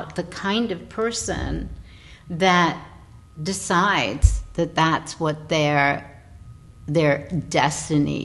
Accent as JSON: {"language": "English", "region": "New York", "country": "United States", "tie": "born or raised there", "said": "I'm sitting in my hometown thinking, you know, okay, New York, I'm a New Yorker"}